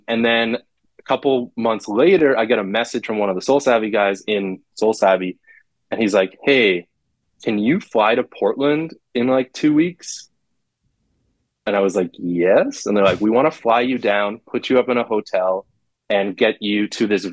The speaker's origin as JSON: {"language": "English", "country": "Canada", "said": "being a Canadian sneakerhead"}